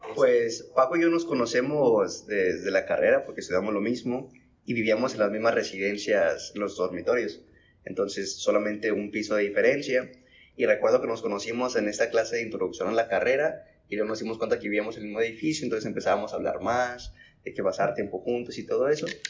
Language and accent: Spanish; Piedras Negras, Coahuila, Mexico; soy de Piedras Negras, Coahuila